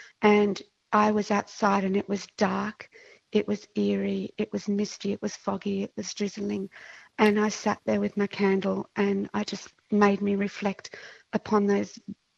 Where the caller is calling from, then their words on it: Melbourne, Victoria, Australia; I'm calling from Mount Dandenong in Melbourne, Victoria.